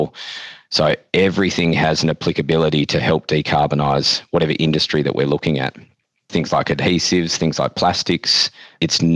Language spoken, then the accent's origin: English; Western Australia, Australia; as a West Australian and as an Australian